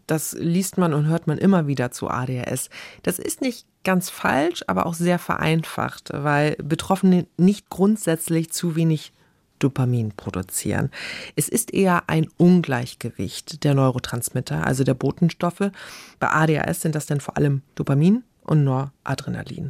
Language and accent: German; Germany; Bei uns in Deutschland